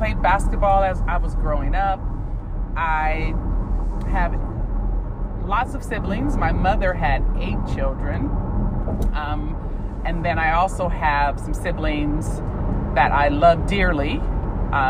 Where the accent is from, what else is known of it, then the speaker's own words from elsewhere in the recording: San Bernardino, California, United States; I grew up in San Bernardino, California.